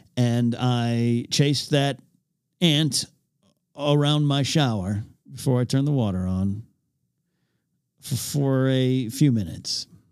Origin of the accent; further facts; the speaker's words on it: north of Los Angeles via the 101, California, United States; moved away as an adult; now in Los Angeles, United States; I had to head home from L A up to my hometown